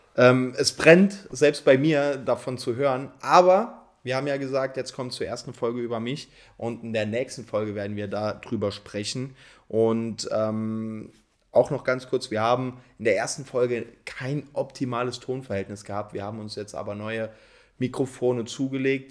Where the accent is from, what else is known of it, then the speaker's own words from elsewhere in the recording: Saarpfalz, Saarland, Germany; bei meinem Heimatverein, JSG Saarpfalz heißt der Verein, das ist eine Spielgemeinschaft von drei Dörfern, da wo ich herkomme